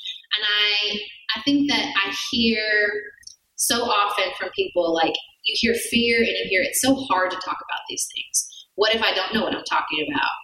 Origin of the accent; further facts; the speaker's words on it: Paducah, Kentucky, United States; I'm wholly dedicated to my hometown. I think everyone should live in Paducah, Kentucky